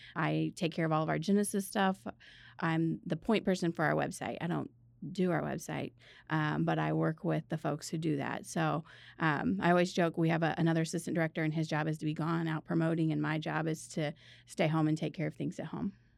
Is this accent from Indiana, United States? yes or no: yes; Northern Indiana, United States; moved away as an adult; also born or lived in Missouri; I went to school in Missouri and I'm from Northern Indiana